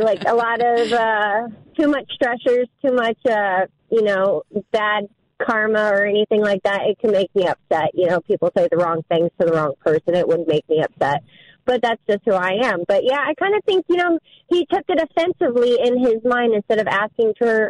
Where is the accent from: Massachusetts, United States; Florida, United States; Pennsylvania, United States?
Florida, United States; also born or lived in Ohio; now in Barberton, United States; Born and raised in Florida, yes, but came up to Ohio